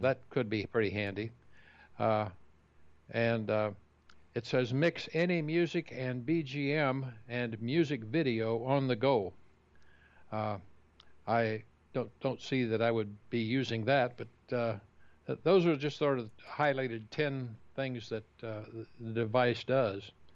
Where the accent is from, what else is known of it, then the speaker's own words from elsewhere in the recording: Kansas, United States; the farm I grew up in Kansas